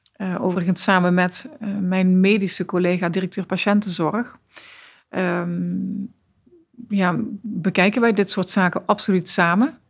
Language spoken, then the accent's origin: Dutch; Netherlands; we zijn als Nederlanders